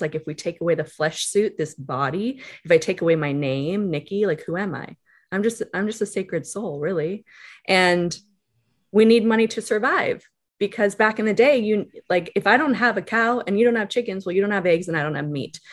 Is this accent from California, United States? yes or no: yes; Calabasas, California, United States; growing up in Calabasas